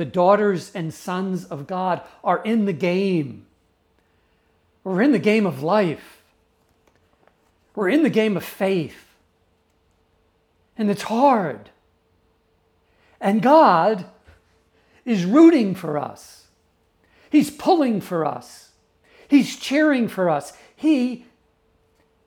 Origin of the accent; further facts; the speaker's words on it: New York, United States; I grew up in New York